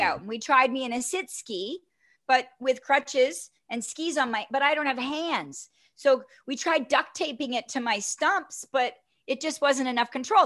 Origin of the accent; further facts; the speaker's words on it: Toronto, Ontario, Canada; from Toronto